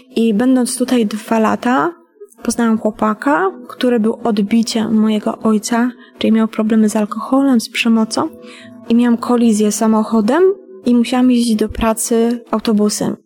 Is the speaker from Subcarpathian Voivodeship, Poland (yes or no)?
yes; Bieszczady, Subcarpathian Voivodeship, Poland; Pochodzę ogólnie z Podkarpacia, z Bieszczad. E, wychowywałam się w rodzinie patologicznej.